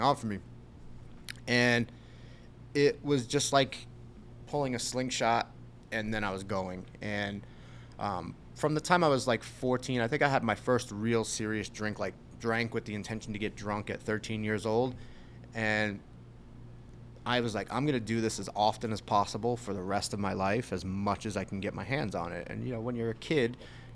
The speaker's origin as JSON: {"language": "English", "area": "Long Island", "region": "New York", "country": "United States", "tie": "born or raised there", "said": "Grew up Long Island, New York"}